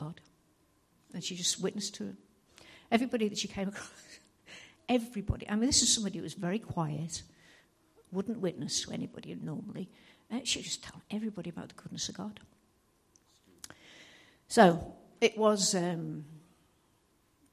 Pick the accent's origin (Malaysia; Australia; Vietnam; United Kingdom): United Kingdom; Liverpool, North West England; moved away; I'm from Liverpool and I'll talk too fast and you'll not understand a word I say